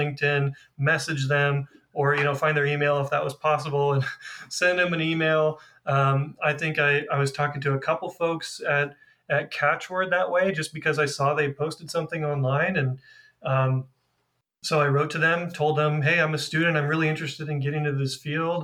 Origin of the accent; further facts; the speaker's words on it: California, United States; also born or lived in Boston; my home state of California